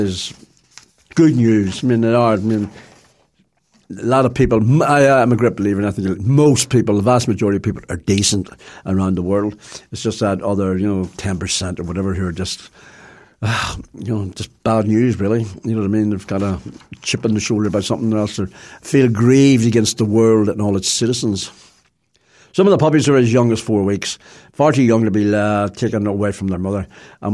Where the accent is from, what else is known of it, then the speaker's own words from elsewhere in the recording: Ireland; I feel ashamed to be Irish